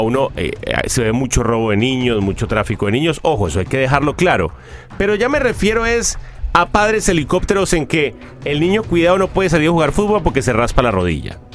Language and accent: Spanish; Cuba; moved away; en Cuba, en mi país